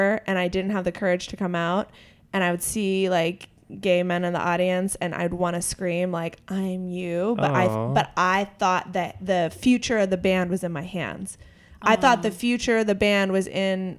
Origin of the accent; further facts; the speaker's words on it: Clarion, Pennsylvania, United States; my hometown of Clarion, Pennsylvania